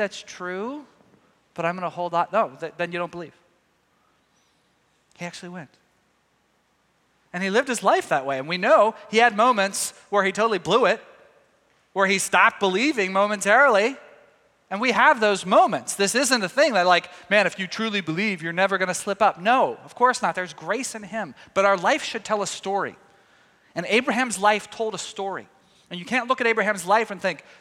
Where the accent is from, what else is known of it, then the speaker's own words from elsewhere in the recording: Texas, United States; moved away; my home state of Texas. All my family's down there